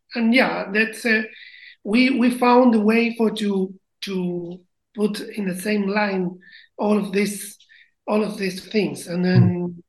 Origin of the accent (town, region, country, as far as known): Chile; English is a second language